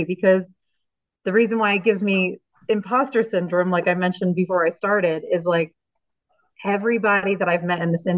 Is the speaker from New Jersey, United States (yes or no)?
yes; New Jersey, United States; moved away as an adult; also born or lived in Reno, Nevada; now in Pennsylvania, United States; We grew up in New Jersey, the two of us, and our family's close